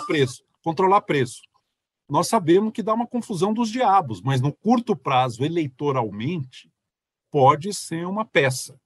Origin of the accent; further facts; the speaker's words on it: Brazil; como brasileiro